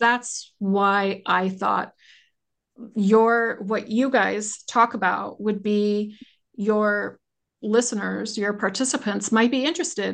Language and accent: English; United States; I do as an American.